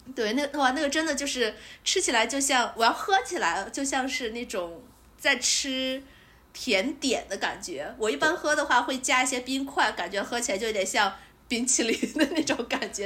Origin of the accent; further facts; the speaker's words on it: Shaanxi, China; 作为一个陕西人